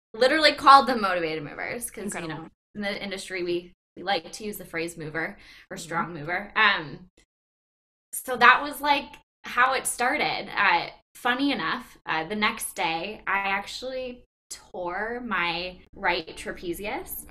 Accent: Green Bay, Wisconsin, United States; I'm from Green Bay, born and raised.

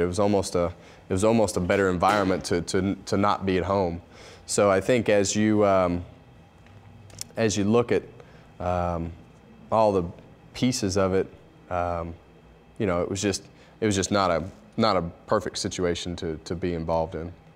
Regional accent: Bakersfield, California, United States; I grew up in Bakersfield, California

